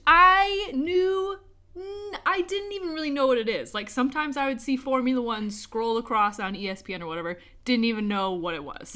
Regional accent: United States; moved away as an adult; now in United Kingdom; where I grew up in America

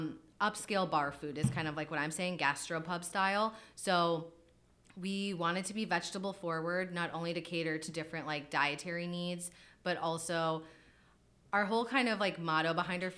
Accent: Wisconsin, United States; now in Philadelphia, United States; I'm from Wisconsin originally.

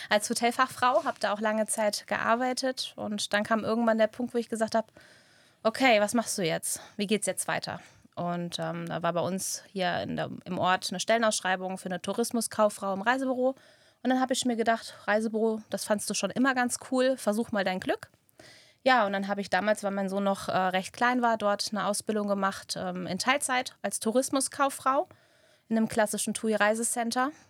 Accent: Frankenberg, Germany; Ich komme aus dem schönen Frankenberg ähm, ja, bin 36 Jahre alt, habe zwei wundervolle Kinder, bin verheiratet.

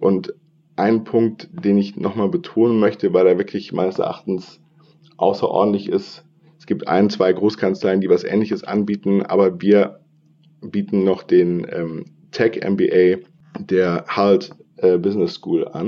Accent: Bonn, North Rhine-Westphalia, Germany; moved away as an adult; also born or lived in Passau / Hamburg; ursprünglich komme ich aus Bonn und bin Rheinländer

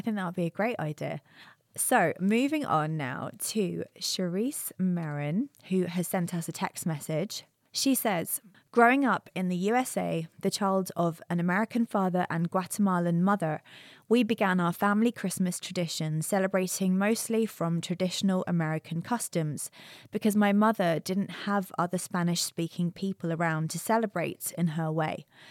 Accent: United Kingdom; moved away

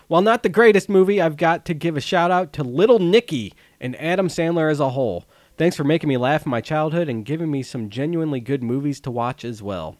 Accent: London, United Kingdom; Anywho, story number one, I grew up in Fulham in London

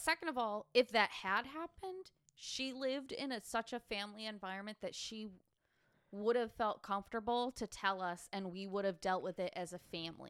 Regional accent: United States; accent: American; we do have an American accent

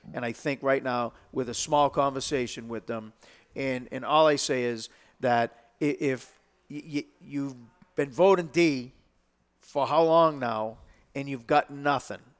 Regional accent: Lowell, Massachusetts, United States; I was born and brought up in Lowell

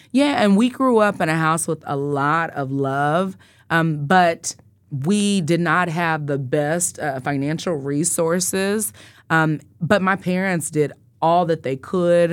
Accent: Wichita, Kansas, United States; I grew up in Northeast Wichita on Tenth and Poplar

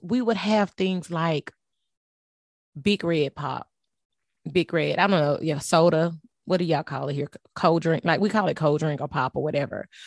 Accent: Port Arthur, Texas, United States; also born or lived in Galveston, Texas; I was born and raised in, um, Port Arthur, Texas. I tell people that but I was actually born in Galveston, Texas, which is basically twenty minutes from my hometown, Port Arthur

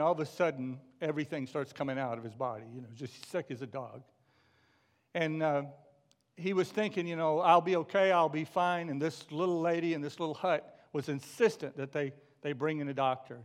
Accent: McKinney, Texas, United States; moved away; my hometown of McKinney, Texas

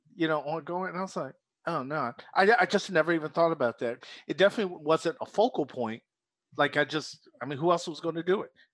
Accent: Philadelphia, Pennsylvania, United States; moved away; also born or lived in South Jersey; born and raised in Philadelphia, but spent twenty-six years in South Jersey

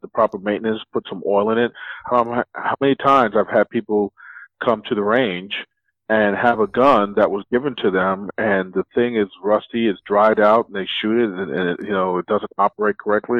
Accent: New York City, New York, United States; I grew up in the South Bronx in the seventies

